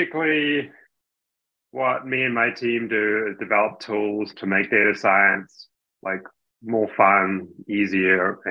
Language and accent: English; Hamilton, Waikato, New Zealand; moved away; I'm from New Zealand originally. So I grew up in Hamilton